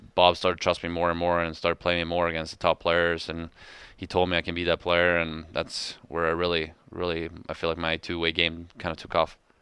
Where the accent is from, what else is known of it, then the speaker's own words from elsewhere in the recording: Sweden; moved away as an adult; now in Calgary, Canada; my hometown, uh, Landis Gog